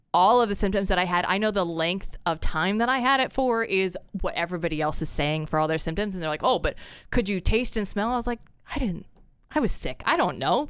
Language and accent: English; West Des Moines, Iowa, United States; moved away as an adult; also born or lived in Portland, Oregon; born and raised, uh, West Des Moines